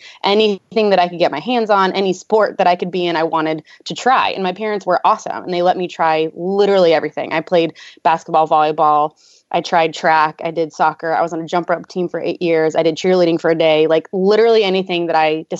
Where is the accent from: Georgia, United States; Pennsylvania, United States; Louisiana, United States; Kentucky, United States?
Kentucky, United States; Louisville; I'm from Louisville, Kentucky